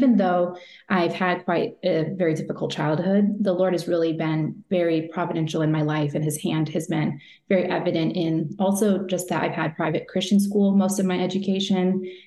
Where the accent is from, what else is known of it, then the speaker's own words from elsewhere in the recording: Washington, United States; moved away as an adult; also born or lived in Wisconsin / California; when I was 10, I moved from Wisconsin to Washington State And I was adopted from there.